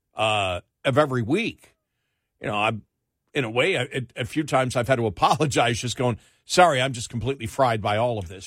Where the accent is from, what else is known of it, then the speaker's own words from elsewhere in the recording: Northeast, United States; I grew up in the Northeast